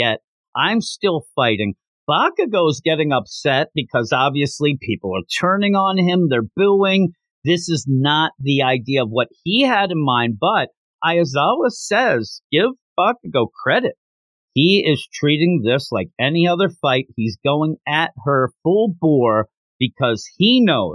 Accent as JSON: {"language": "English", "country": "United States", "said": "I'm from America."}